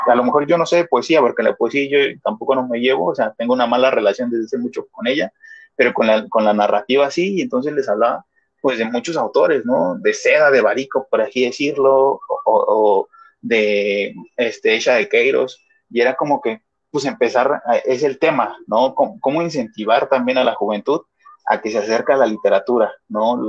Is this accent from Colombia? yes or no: no; Mexico City, Mexico; yo, de donde vengo o de, donde soy, en Iztapalapa